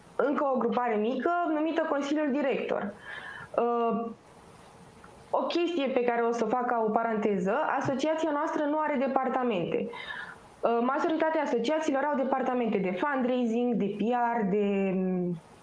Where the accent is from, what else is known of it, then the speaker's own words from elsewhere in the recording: Pitești, Argeș, Romania; moved away as an adult; now in Bucharest, Romania; Eu personal sunt din, sunt din Pitești. Când am venit în București